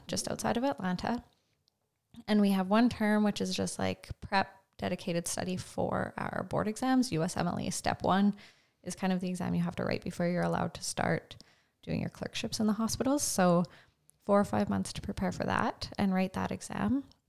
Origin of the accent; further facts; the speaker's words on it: Carrot River, Saskatchewan, Canada; I grew up in Cary River, Saskatchewan, so northeast of here